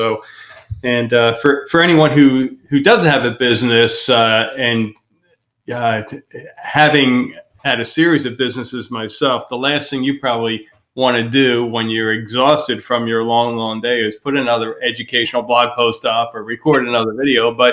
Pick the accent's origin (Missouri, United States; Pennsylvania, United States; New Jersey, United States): Pennsylvania, United States; I mean, when we first came down here, we're from Pennsylvania, and we spent a year or two doing the back and forth thing.